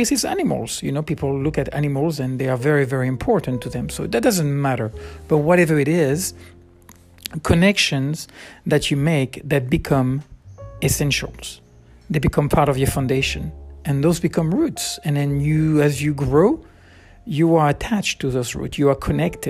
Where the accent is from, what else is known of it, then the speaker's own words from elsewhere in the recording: around Bordeaux, Nouvelle-Aquitaine, France; moved away as an adult; I grew up in around Bordeaux. We moved 3 or 4 times, I guess. And, but anyway, always near Bordeaux.